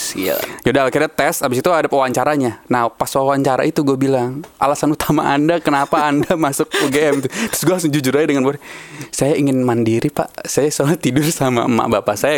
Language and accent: Indonesian; Bekasi, West Java, Indonesia; gua tuh aslinya Bekasi, men, dulunya